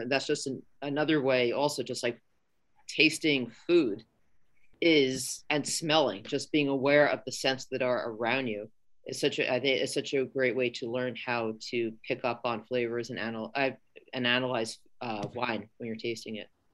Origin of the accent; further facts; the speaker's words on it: New York City, New York, United States; moved away as an adult; now in San Francisco Bay Area, United States; I'm a New Yorker